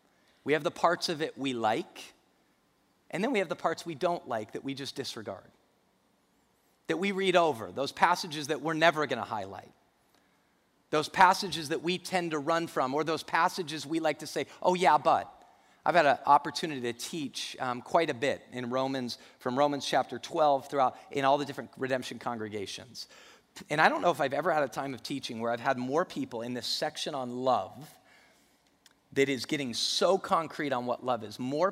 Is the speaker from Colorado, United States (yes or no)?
yes; Denver, Colorado, United States; I grew up in Denver, so I hear him talking about the Broncos.